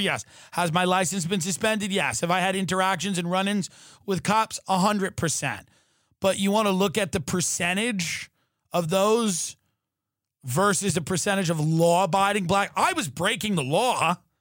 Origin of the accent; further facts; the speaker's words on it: Long Island, New York, United States; I grew up on Long Island